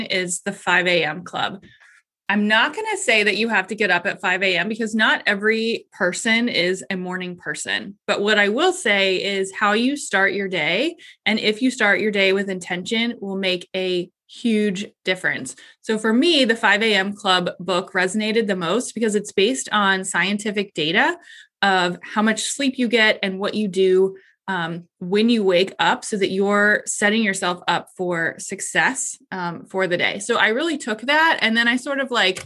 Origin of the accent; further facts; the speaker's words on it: Columbus, Ohio, United States; I am from Columbus, Ohio